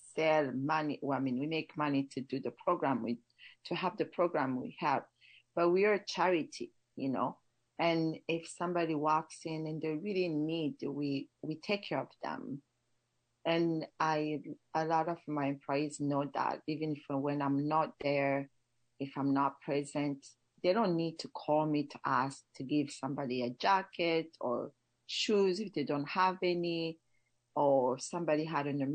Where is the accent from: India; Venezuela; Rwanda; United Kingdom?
Rwanda; Kibuye, Western Province; also born or lived in Montreal, Canada; now in Sonoma, United States; I grew up in Kibuye